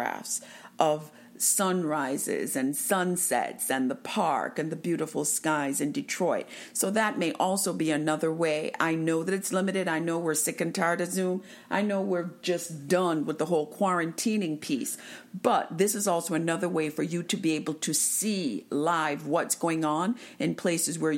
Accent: Jamaica; I am from Jamaica

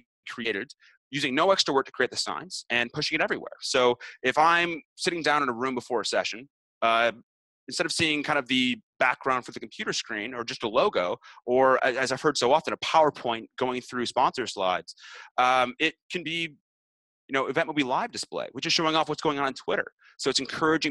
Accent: Canada; I'm Canadian

